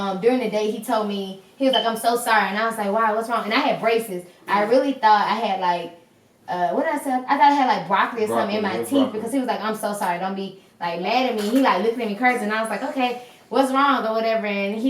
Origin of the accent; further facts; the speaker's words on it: Mississippi, United States; I'm from Mississippi.